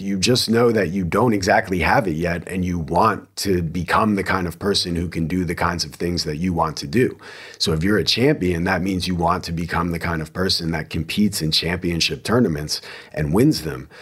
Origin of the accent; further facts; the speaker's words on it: New Jersey, United States; now in Texas, United States; I am from New Jersey